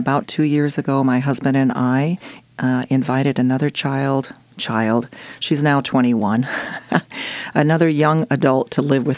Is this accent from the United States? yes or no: yes; Jefferson, Oregon, United States; also born or lived in Austria; I grew up in Jefferson, Oregon.